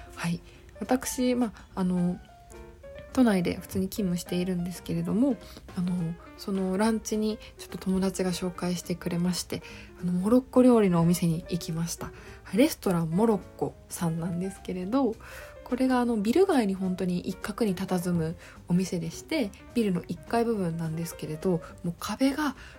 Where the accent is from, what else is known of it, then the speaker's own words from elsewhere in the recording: Okayama, Japan; now in Tokyo, Japan; 私岡山県出身なので